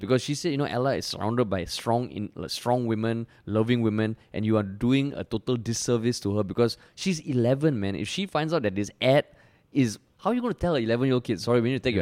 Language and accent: English; Singapore; I'm I'm Indian, I'm a minority in Singapore